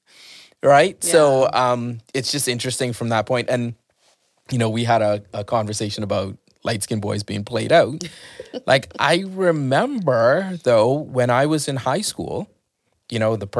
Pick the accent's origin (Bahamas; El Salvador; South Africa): Bahamas; I grew up in the Bahamas where it's like 80% black, 20% white.